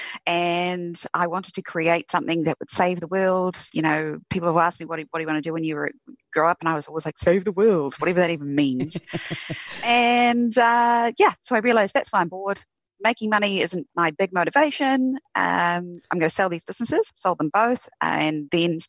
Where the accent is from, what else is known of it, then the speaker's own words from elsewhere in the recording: Queenstown, Otago, New Zealand; also born or lived in United Kingdom / Christchurch, New Zealand; When I moved up to Christchurch, because I grew up in Queenstown, to go to university